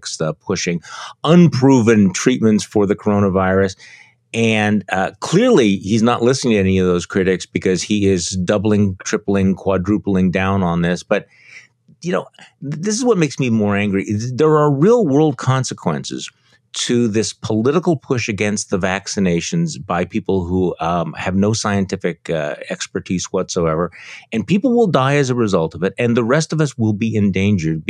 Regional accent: Wisconsin, United States; my home state here in Wisconsin

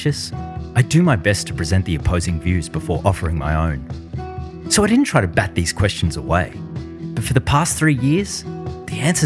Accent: Melbourne, Victoria, Australia; moved away; we moved back to my hometown of Melbourne, Australia

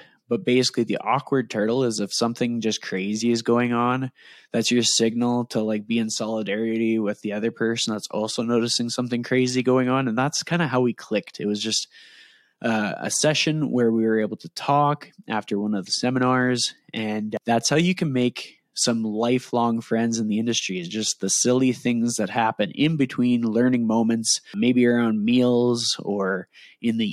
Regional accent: Edmonton, Alberta, Canada; accent: Canadian; my Canadian accent, I am from Edmonton, Alberta, Canada

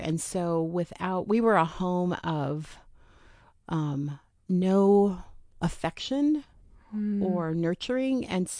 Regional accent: Oregon City, Oregon, United States; also born or lived in Portland; Yep. So I've been here. I grew up in the Portland area, Oregon City, graduated from Oregon City High School.

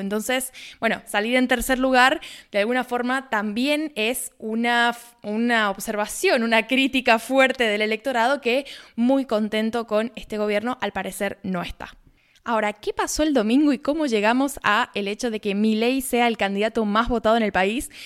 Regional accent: Argentina; haciendo periodismo desde Argentina

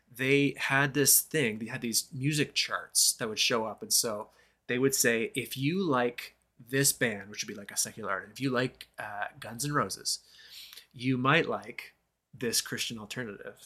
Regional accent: Moncton, New Brunswick, Canada; in my hometown of Moncton, New Brunswick, uh, Canada

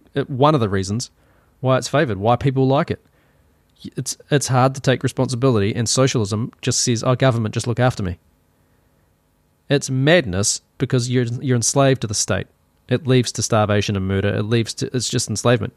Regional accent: New Zealand; accent: Kiwi; My Kiwi accent

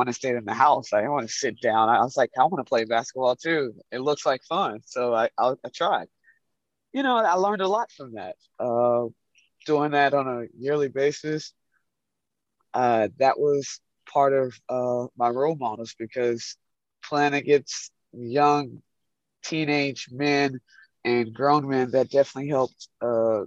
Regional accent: Atlanta, Georgia, United States; born or raised there; moved away as an adult; now in Düsseldorf, Germany

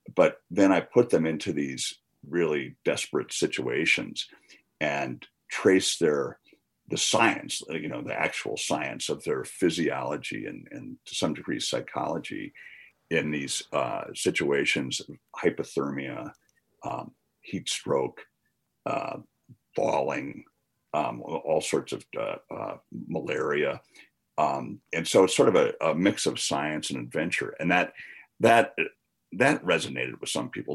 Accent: Wisconsin, United States; now in Missoula, United States; I grew up in the Midwest in Wisconsin

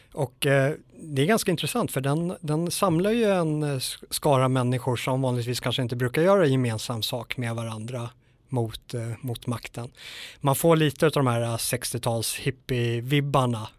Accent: Sweden; svenskar är ju extrema i, eh, i det här området att lita på våra myndigheter. Vi är väldigt auktoritetstrogna

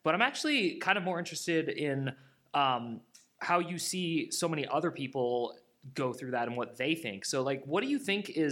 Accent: Bay Area, California, United States; I'm also not native to California, but that's where I grew up. So I'm from the Bay Area, so way north

